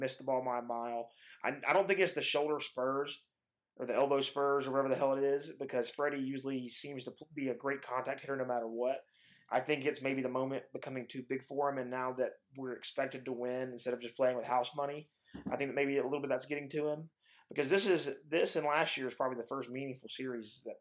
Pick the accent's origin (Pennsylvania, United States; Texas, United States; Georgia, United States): Georgia, United States; Atlanta; I'm from Atlanta and I know how Atlanta teams are